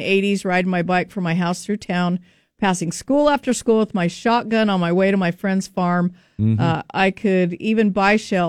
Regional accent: Murray, United States; I grew up in Murray. My mom would let me drive her to the grocery store when I was 14.

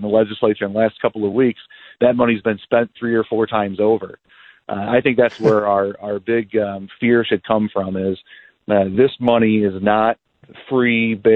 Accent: Dixon, Illinois, United States; Dixon's my hometown. I was born and raised here.

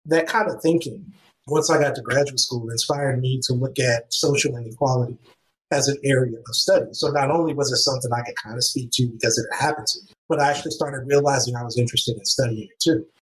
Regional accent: California, United States; I'm from California, so it made sense to pick Spanish as the other language to learn

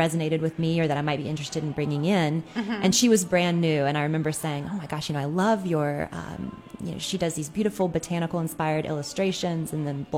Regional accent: Durham, North Carolina, United States; moved away; My hometown in Durham, North Carolina

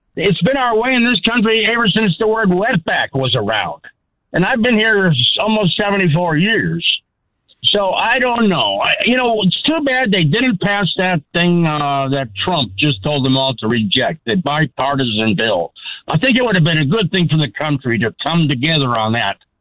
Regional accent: Midwest, United States; I sound like you. I'm from the Midwest.

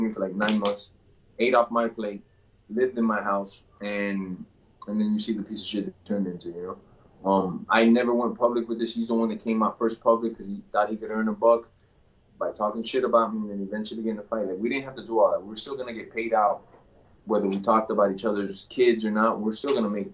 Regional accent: Miami, Florida, United States; I'm from Dade County, I'm from Miami

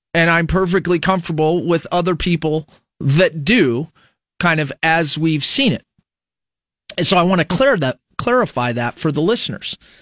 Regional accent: United States; As an American

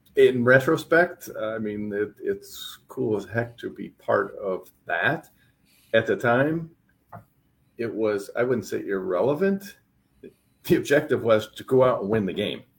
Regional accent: Pennsylvania, United States; moved away; also born or lived in Iowa; growing up in Pennsylvania

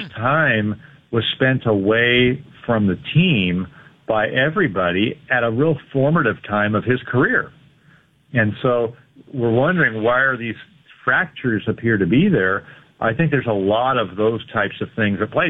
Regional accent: Northern California, United States; also born or lived in Seattle area; now in Seattle, United States; I grew up in Northern California

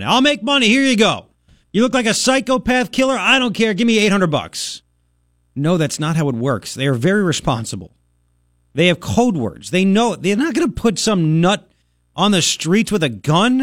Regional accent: Long Island, New York, United States; moved away as an adult; also born or lived in Waco, Texas; now in Arizona, United States; growing up in Long Island, nobody had guns. Then I moved to Waco, Texas, later

